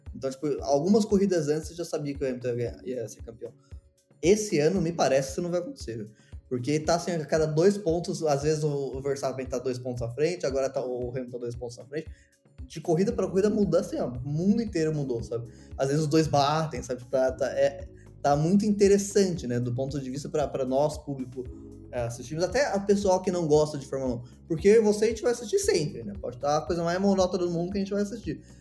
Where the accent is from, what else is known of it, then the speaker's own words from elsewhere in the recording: Brazil; eu sou brasileiro